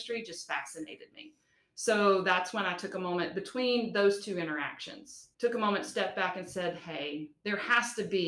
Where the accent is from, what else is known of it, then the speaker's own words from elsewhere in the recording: the South, United States; accent: Southern twang; being a Southerner at that, my dialect is very thick. My twang is definitely